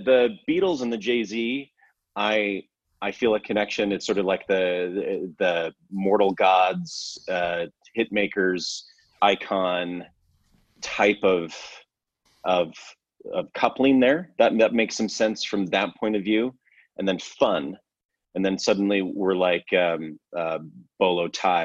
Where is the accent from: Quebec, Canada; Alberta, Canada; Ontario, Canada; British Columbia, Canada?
Alberta, Canada; I grew up in Alberta, so above Montana, Idaho